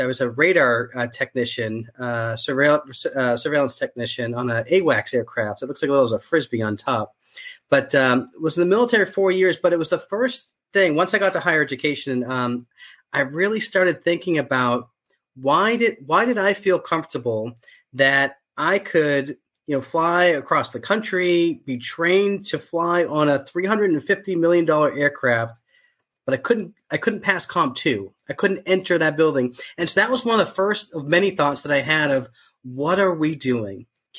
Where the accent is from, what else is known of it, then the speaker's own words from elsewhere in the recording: Boston, Massachusetts, United States; So I was born and raised in Boston, rarely left the city. I used to have an accent. My family still does, but I lost my accent because I've been gone for so long.